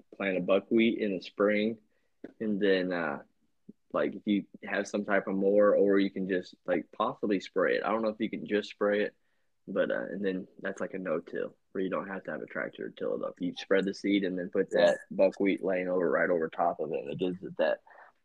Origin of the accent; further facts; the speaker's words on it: Utah, United States; Honestly, probably have to be my home state of Utah, man.